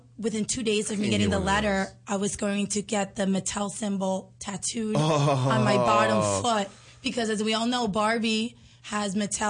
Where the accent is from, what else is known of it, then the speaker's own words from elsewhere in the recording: Barcelona, Catalonia, Spain; now in United States; I'm from Barcelona.